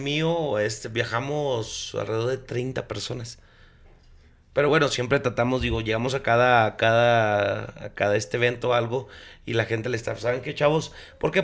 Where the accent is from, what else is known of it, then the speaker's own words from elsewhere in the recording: Chihuahua, Mexico; yo soy de Chihuahua